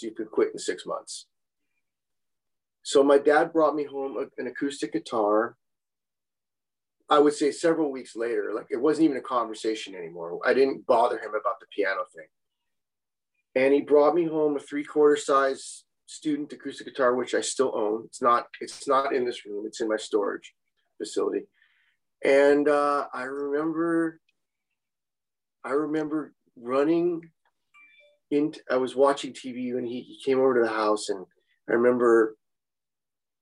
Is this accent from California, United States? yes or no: yes; Los Angeles, California, United States; I grew up in West LA, and West LA was kind of my home